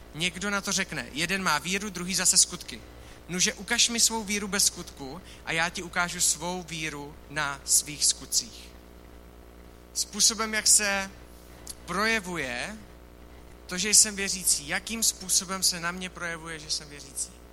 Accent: Czechia

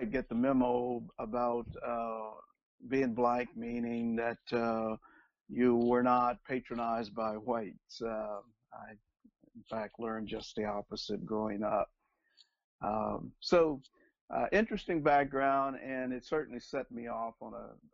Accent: Oklahoma, United States; I grew up in Oklahoma.

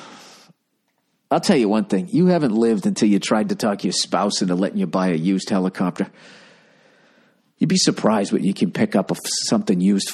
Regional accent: United States; my 3-day work week here as an American

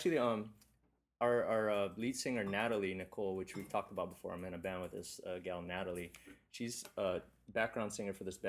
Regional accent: Makawao and Pukalani, Maui, Hawaii, United States; I grew up in Makua and Pukalani

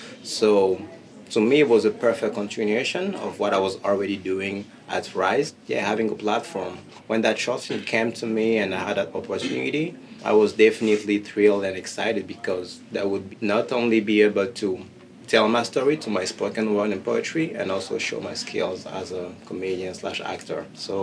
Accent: Gabon; also born or lived in Paris, France; now in Toronto, Canada; I moved to Toronto a couple of years ago from France, Paris, and I'm originally from Gabon in Congo.

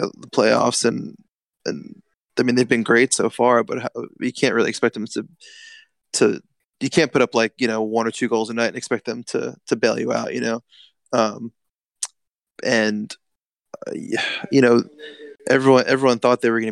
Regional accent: New York, United States; I'm from New York

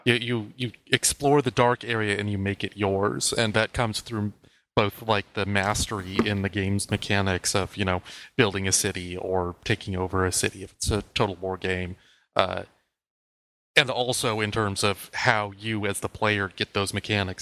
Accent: United States; being American

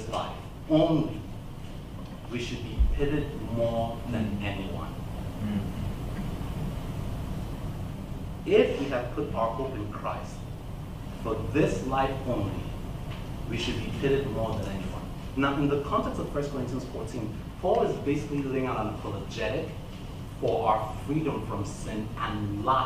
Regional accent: Nigeria; accent: Nigerian English; moved away as an adult; also born or lived in United States; now in Evansville, United States; I was born in the United States, but after my parents graduated, we went back to Niger and I lived there. Throughout my teenage years, I came back about 20 years ago

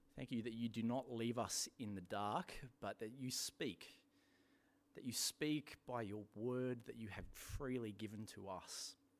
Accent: England, United Kingdom; moved away; my home country, England

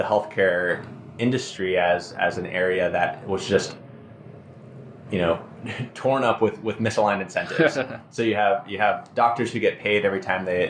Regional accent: Phoenix, Arizona, United States; also born or lived in Hawaii; now in Madison, United States; I'm originally from Phoenix, although I was born in Hawaii

